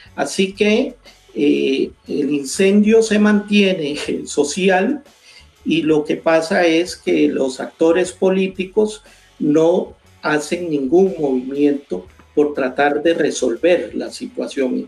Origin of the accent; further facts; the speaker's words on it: Costa Rica; mi país